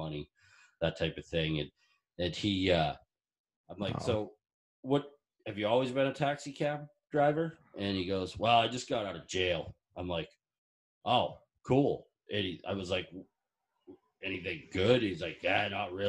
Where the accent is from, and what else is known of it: Maine, United States